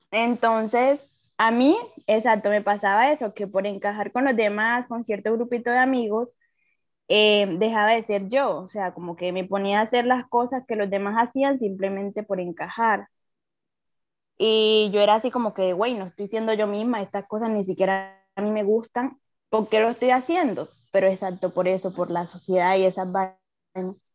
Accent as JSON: {"language": "Spanish", "country": "Colombia", "said": "yo soy colombiana."}